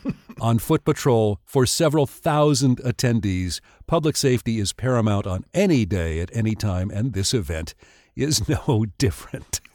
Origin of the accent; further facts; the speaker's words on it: Tucson, Arizona, United States; growing up in Tucson